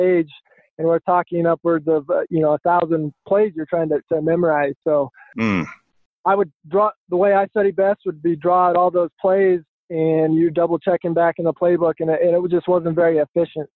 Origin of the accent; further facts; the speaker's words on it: Brush, Colorado, United States; I grew up in Brush, Colorado, and on the Eastern Plains, Colorado, in a small town on a farm